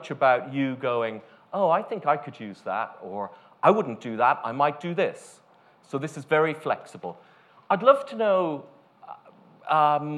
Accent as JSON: {"language": "English", "country": "Ireland", "also_born_or_lived": "United States", "moved": "yes", "said": "Originally, I'm from Ireland, then working here"}